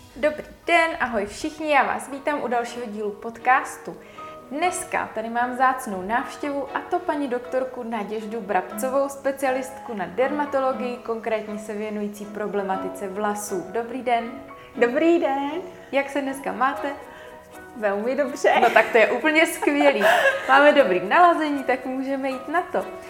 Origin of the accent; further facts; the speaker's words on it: Bulgaria; Czech is a second language; moved away as an adult; now in Czech Republic; já jsem původem z Bulharska, asi už to cítí, že nejsem rodinným Čech